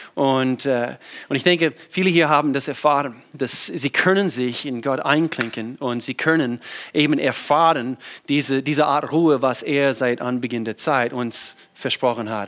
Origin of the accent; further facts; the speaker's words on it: the Southern States, United States; German is a second language; moved away as an adult; now in Germany; ich bin in den Südstaaten groß geworden